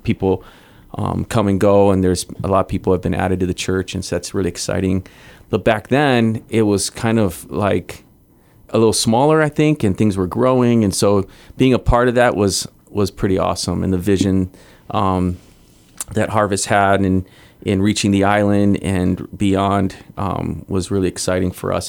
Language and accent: English; Hawaii, United States; moved away as an adult; also born or lived in Guam; I grew up in Hawaii